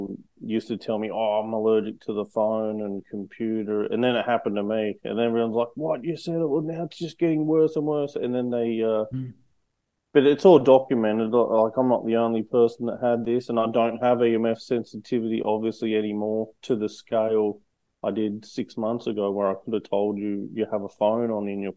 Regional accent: Australia; also born or lived in United States; So from Australia, but I've lived all around the world. So I'm quite well versed in globally, but I'm from Australia

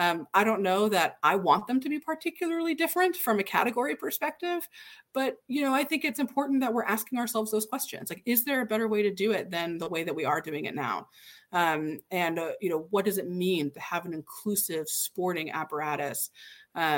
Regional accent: Indiana, United States; I'm from Indiana, like, good Hoosier through and through

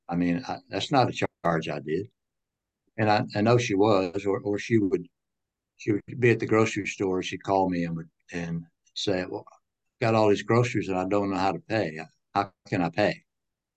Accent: Franklin, Tennessee, United States; I grew up in Franklin, Tennessee.

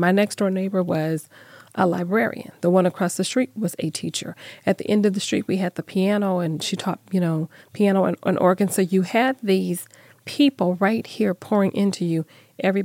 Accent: Phoenix, Arizona, United States; moved away; I grew up in Phoenix

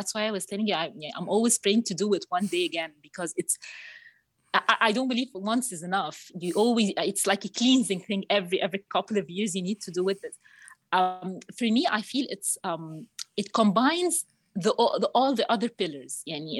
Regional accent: Cairo, Cairo Governorate, Egypt; I'm 38 years old. I'm from Egypt, Cairo.

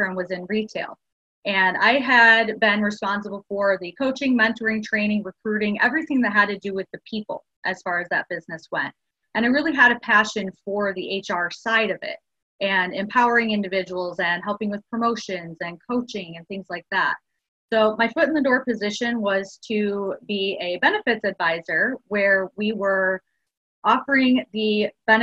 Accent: Chicago, Illinois, United States; moved away as an adult; now in Houston, United States; I'm from Chicago and came over here to Houston

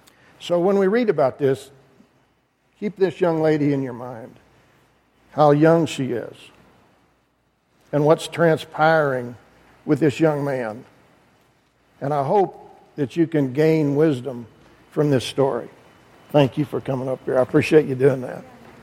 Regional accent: Idaho, United States; moved away as an adult; also born or lived in Chicago; I grew up in Idaho, spent my whole life there. I met my beautiful wife at the College of Southern Idaho

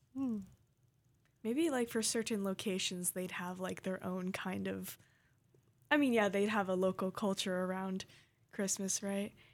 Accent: Hawaii, United States; I grew up in Hawaii

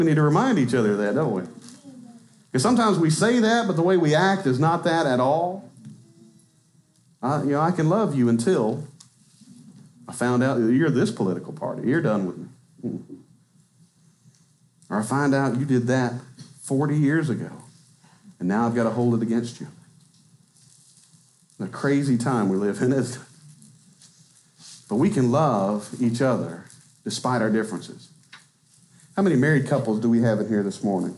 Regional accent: Arkansas, United States; I'm from Arkansas.

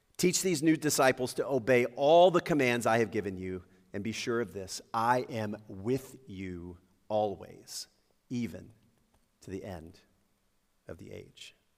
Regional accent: Lakeview, United States; also born or lived in Indianapolis, Indiana; growing up in Lakeview

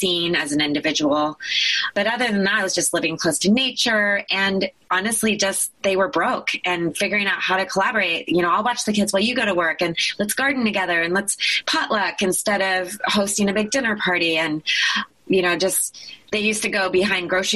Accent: Eugene, Oregon, United States; also born or lived in Taos, New Mexico; the motivation to move to Eugene, Oregon

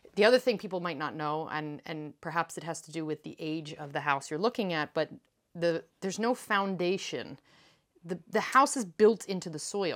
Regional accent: East Coast, United States; now in France; in the house I grew up in on the East Coast

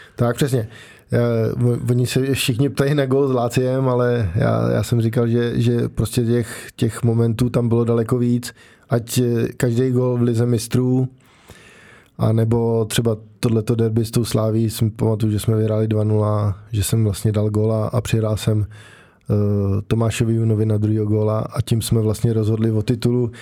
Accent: Prague, Czechia; já jsem vlastně od malička bydlel v Praze

